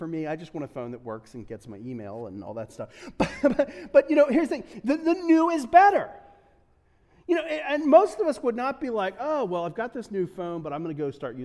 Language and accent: English; Delaware, United States; also born or lived in Pittsburgh / New England; I'm from Delaware, so we don't get a lot of snow